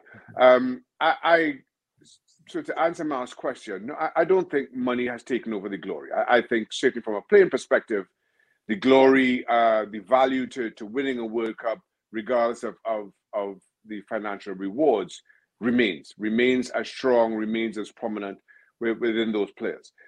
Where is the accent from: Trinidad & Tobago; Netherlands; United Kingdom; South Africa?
Trinidad & Tobago; I'm originally from Trinidad, Trinidad and Tobago